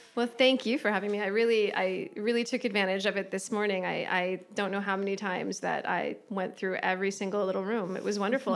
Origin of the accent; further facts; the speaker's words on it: United States; accent: American; my American accent